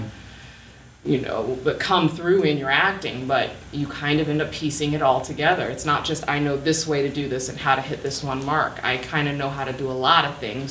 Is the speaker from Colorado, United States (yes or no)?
no; Los Angeles, California, United States; also born or lived in South Orange County / San Clemente, California; I was born at UCLA Medical, I was born and raised in Koreatown